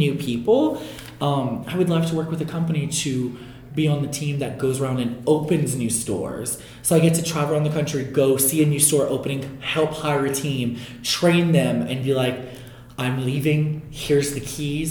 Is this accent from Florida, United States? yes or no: no; New Orleans, Louisiana, United States; my hometown con that I started at 15 years ago was MechaCon in New Orleans